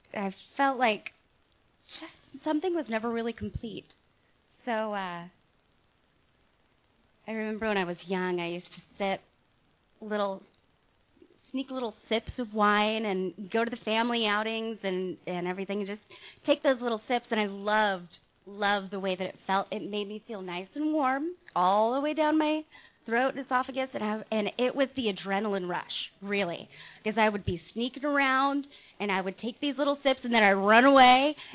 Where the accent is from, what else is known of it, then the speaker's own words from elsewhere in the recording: Mission Viejo, California, United States; I was born in Mission Viejo Hospital, not too far from here, and this is actually my old stomping ground